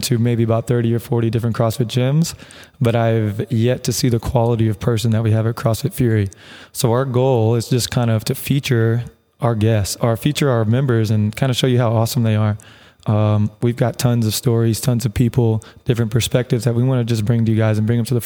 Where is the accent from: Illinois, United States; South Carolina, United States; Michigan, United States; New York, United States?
South Carolina, United States; West Columbia; now in Arizona, United States; I am coming live from West Columbia, South Carolina. So the capital of South Carolina is Columbia, but I come from the west side of that area